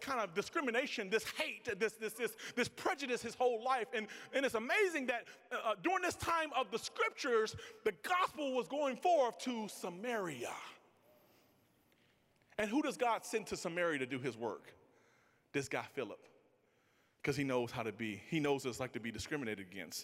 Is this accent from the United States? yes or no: yes; Mississippi, United States; I'm from Mississippi.